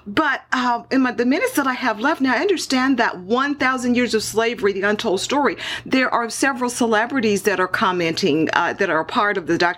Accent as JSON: {"language": "English", "town": "Houston", "region": "Texas", "country": "United States", "tie": "born or raised there", "moved": "yes", "said": "my hometown, my home city of Houston."}